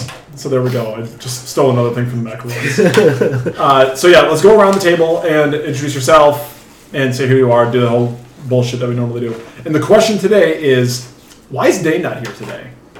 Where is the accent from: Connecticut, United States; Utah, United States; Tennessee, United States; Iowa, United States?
Iowa, United States; Bernard; also born or lived in Dubuque, Iowa; I'm from Bernard, Iowa.